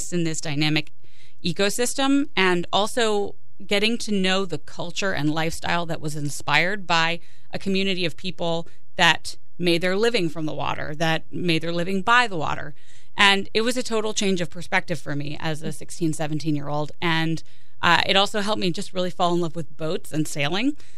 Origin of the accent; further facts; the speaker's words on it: Chester River, Kent County, Maryland, United States; I grew up on the Chester River